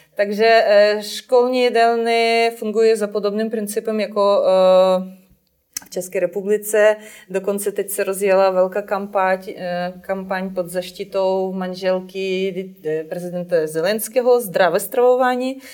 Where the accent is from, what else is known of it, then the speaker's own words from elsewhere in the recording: Ukraine; moved away; u nás v Ukrajině je eh, velice silně rozvinuta síť škol pro neslyšící děti.